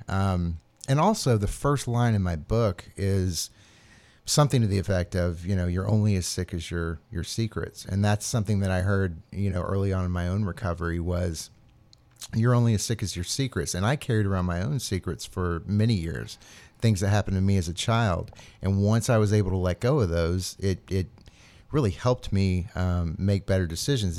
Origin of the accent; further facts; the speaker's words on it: Atlanta, Georgia, United States; moved away as an adult; also born or lived in New Orleans / Asheville / upstate New York; I grew up in Atlanta, just north of Atlanta in the burbs